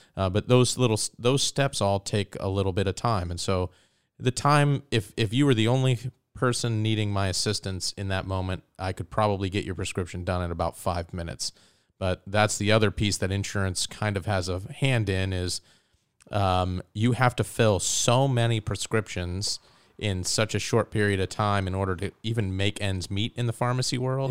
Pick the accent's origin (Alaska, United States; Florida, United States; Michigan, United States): Alaska, United States; Soldotna; also born or lived in Ohio; I grew up in the Kenai Soldotna area. I, I moved there with my family when I was nine